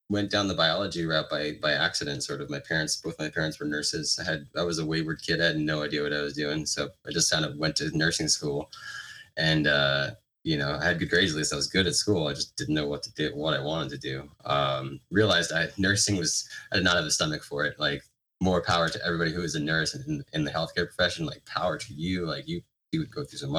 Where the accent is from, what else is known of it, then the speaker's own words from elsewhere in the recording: New York City, New York, United States; moved away as an adult; now in Santa Barbara, United States; I was from New York, you know, 15 years ago.